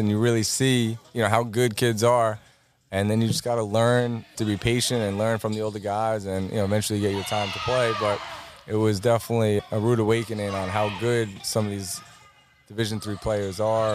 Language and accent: English; Commack, New York, United States; I went right here in Comac